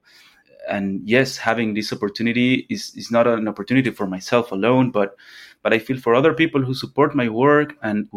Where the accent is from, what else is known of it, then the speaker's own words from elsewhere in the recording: Cochabamba, Bolivia; now in Lisbon, Portugal; I was born in Cochabamba, which is the third or fourth largest city of Bolivia.